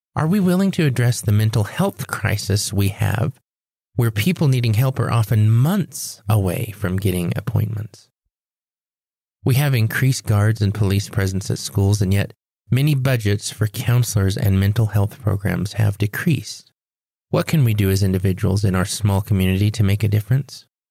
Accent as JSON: {"language": "English", "region": "Four Corners States", "country": "United States", "said": "had come home inland right here to our Four Corner States"}